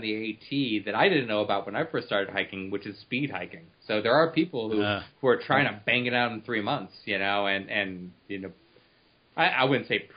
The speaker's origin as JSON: {"language": "English", "town": "Cleveland", "region": "Ohio", "country": "United States", "said": "I come from Cleveland"}